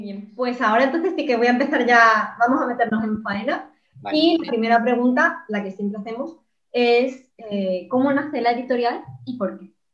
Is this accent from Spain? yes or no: yes; Málaga, Andalusia, Spain; yo soy de Málaga